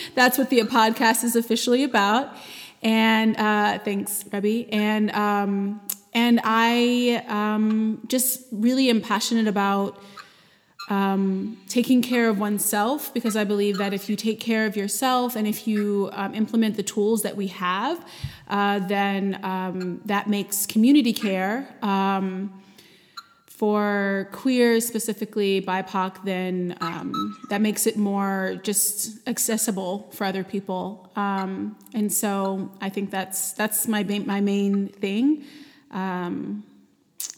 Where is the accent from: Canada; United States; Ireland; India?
United States; Charlotte, North Carolina; I am from Charlotte, still live in Charlotte.